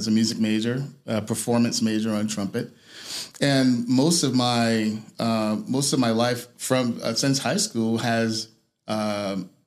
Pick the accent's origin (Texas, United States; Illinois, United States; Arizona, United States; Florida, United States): Illinois, United States; Chicago; now in California, United States; Born and raised on the south side of Chicago, Robert Taylor Projects